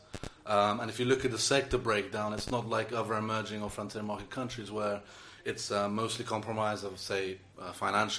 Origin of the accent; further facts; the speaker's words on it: United Kingdom; I was born in Britain, but to Iranian parents who lived here for over two decades now